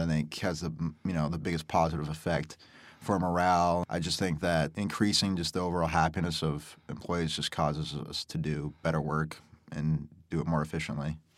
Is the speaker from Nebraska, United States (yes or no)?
yes; Omaha, Nebraska, United States; born and raised in Omaha, work at Golf Galaxy with Cade here